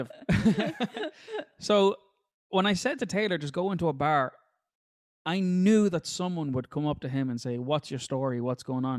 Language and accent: English; Ireland; us as Irish people